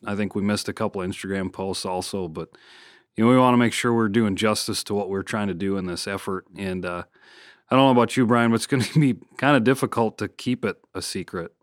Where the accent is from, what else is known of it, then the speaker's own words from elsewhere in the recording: Michigan, United States; moved away; my home state of Michigan